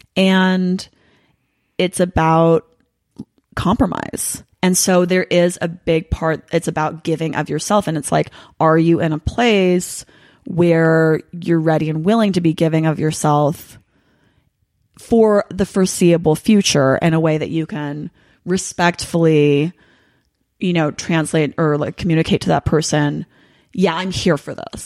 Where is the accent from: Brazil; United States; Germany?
United States; Los Angeles, California; I'm from Los Angeles.